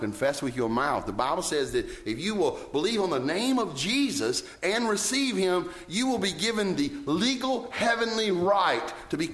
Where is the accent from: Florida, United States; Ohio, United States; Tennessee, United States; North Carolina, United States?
North Carolina, United States; Roxboro; I'd say Roxboro, North Carolina